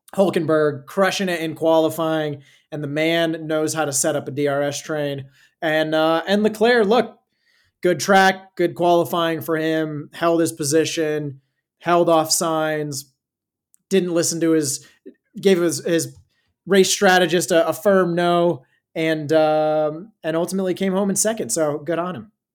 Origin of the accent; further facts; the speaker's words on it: Arizona, United States; Growing up in Arizona